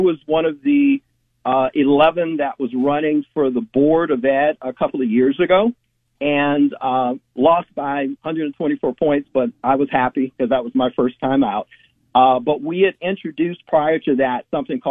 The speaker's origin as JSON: {"language": "English", "town": "Chicago", "region": "Illinois", "country": "United States", "tie": "born or raised there", "also_born_or_lived": "Westlake, Ohio", "moved": "as an adult", "lives_now": "Rocky River, United States", "said": "I was born and raised in Chicago, actually, and I ended up in Ohio"}